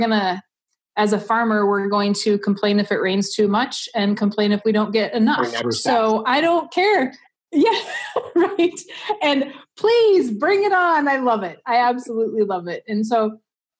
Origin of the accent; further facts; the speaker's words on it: Southwest North Dakota, United States; I grew up in Southwest North Dakota